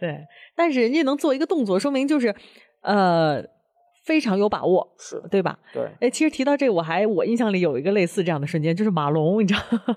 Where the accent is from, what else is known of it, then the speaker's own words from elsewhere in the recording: Beijing, China; 我们北京人